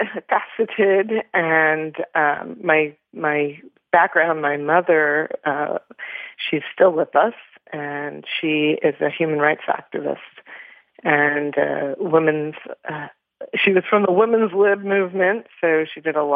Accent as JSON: {"language": "English", "town": "Toronto", "region": "Ontario", "country": "Canada", "tie": "born or raised there", "said": "I was born in Toronto, Canada"}